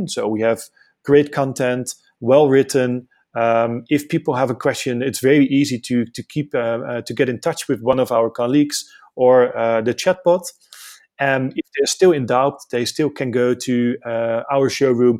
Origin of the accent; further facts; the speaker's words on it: Amsterdam, North Holland, Netherlands; moved away as an adult; now in South Africa; originally I'm from Amsterdam. I migrated to South Africa for almost 4 years ago.